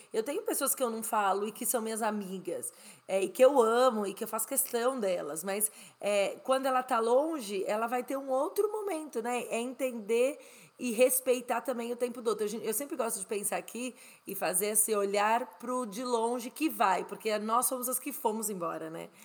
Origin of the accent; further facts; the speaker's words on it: Brazil; moved away as an adult; also born or lived in Spain; now in United States; eu saí do Brasil em 2007, então eu tô há 14 anos fora do Brasil há nove anos quase nos Estados Unidos, mas eu morei quase seis na Espanha